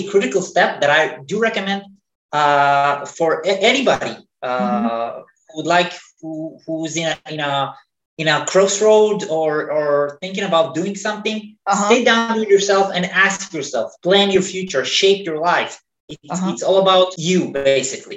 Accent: Israel; moved away as an adult; I was born in Israel, in the Middle East

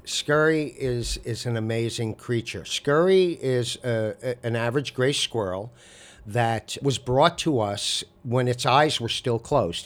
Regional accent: Amagansett, New York, United States; also born or lived in Southampton; I was born and raised in Amagansett

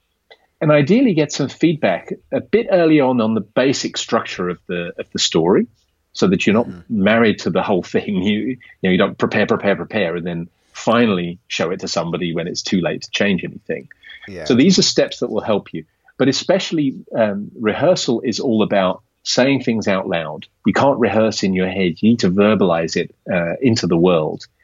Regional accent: Kent and Surrey, South East England, United Kingdom; moved away as an adult; now in Amsterdam, Netherlands; From the south, from Kent and Surrey.

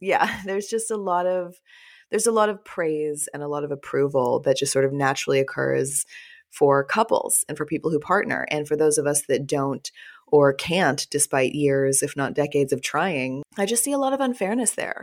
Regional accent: Texas, United States; also born or lived in Fort Worth / Austin / Los Angeles / Chicago; now in New Orleans, United States; I'm from the South as well, I was born and raised in Texas, and I live

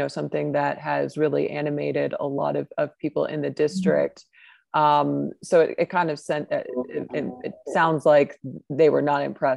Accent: Dallas, Texas, United States; also born or lived in Preston Hollow, Dallas; I grew up in Lakewood

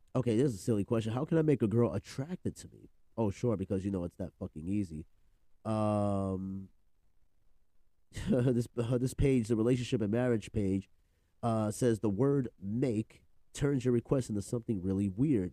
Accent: New York, United States; I'm from New York, but you know the Bronx

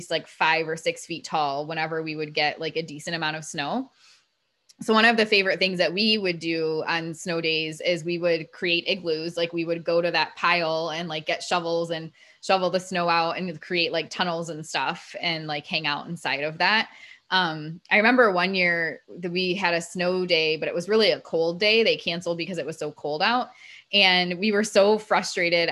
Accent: Ohio, United States; now in Florida, United States; when I grew up in Ohio, where we lived

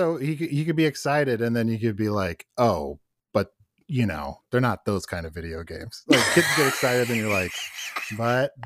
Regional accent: Northwest Ohio, United States; now in Chicago, United States; I'm from Ohio originally, like Northwest Ohio

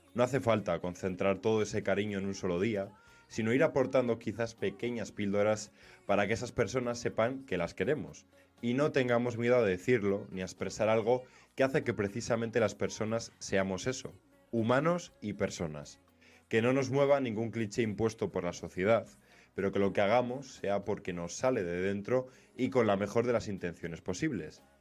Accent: Spain; los españoles no somos

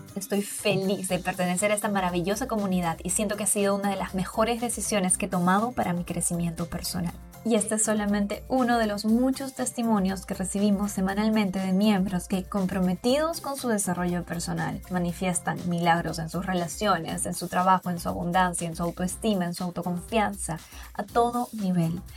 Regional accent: Peru; moved away as an adult; now in Riviera Maya, Mexico; En mi país, Perú

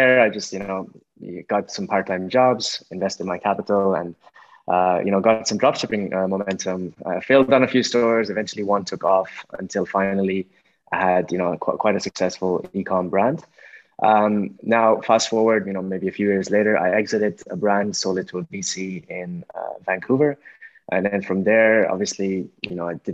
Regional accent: Ireland; I grew up in Ireland

